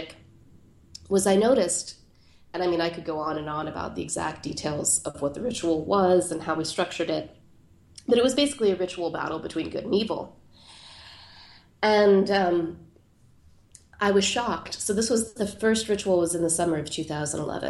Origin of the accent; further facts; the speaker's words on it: Pittsburgh, Pennsylvania, United States; There's this plateau in Pittsburgh, my hometown, which overlooks the city